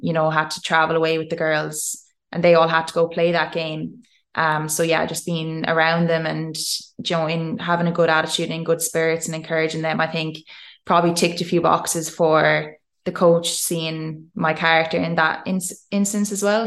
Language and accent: English; Tipperary, Munster, Ireland; moved away as an adult; I'm this Irish girl